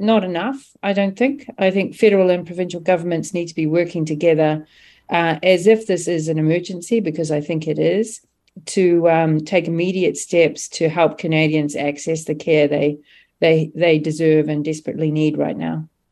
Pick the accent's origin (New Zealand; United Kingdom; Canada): New Zealand; moved away; I'm originally from New Zealand